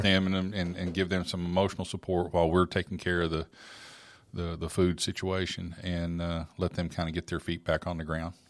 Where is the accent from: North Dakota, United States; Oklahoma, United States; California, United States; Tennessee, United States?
Oklahoma, United States; moved away; grew up in Oklahoma